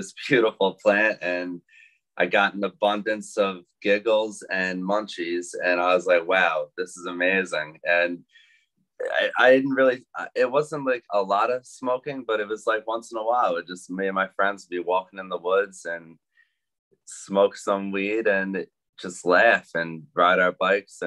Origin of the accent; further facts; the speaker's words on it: New York, United States; I'm from New York and I'm a small batch grower